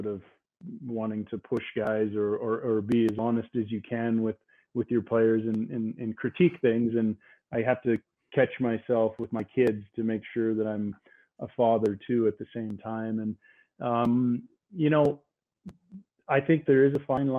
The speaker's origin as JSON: {"language": "English", "town": "Fort McMurray", "region": "Alberta", "country": "Canada", "tie": "born or raised there", "also_born_or_lived": "Sherwood Park, Alberta", "said": "coming from Fort McMurray, we didn't have so many teams"}